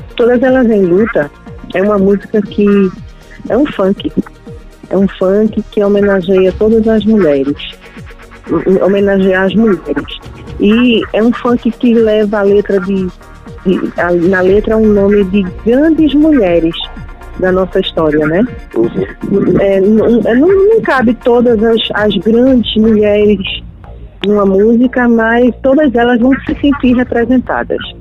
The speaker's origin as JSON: {"language": "Portuguese", "town": "Nazaré da Mata", "region": "Pernambuco", "country": "Brazil", "tie": "born or raised there", "said": "Nazaré da Mata, que é o bairro que eu morei, onde eu nasci, né? Eu passei a minha infância, boa parte da minha infância, no Alto da Santa"}